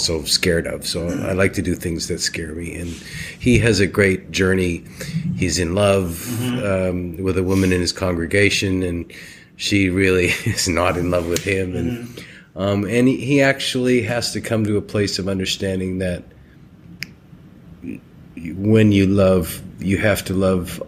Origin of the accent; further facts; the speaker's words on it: St. Albert, Alberta, Canada; also born or lived in Edmonton; now in Toronto, Canada; I started acting as a child in my hometown of St. Albert, Alberta, with an amateur company